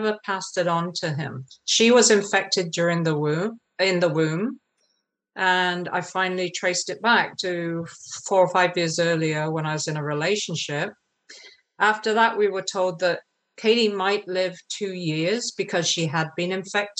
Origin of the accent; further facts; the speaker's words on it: England, United Kingdom; I grew up in England, as you can maybe tell from my accent.